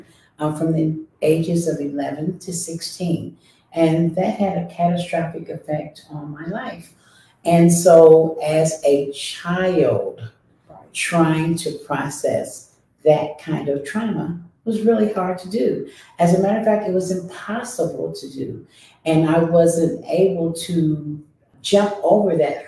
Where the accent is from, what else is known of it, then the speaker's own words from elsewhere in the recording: Columbus, Ohio, United States; I was born and raised here in Columbus, Ohio.